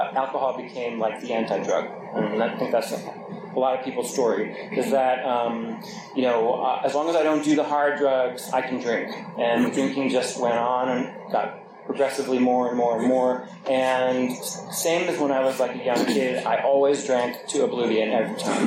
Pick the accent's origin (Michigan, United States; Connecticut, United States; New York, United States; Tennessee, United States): New York, United States; I grew up in New York